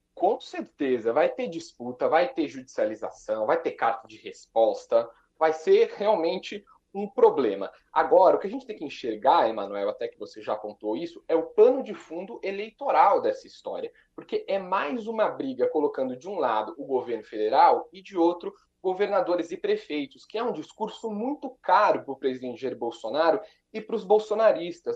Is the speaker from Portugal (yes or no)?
no; Bragança Paulista, São Paulo, Brazil; now in Brasília, Brazil; os dois de Bragança Paulista, nascidos e criados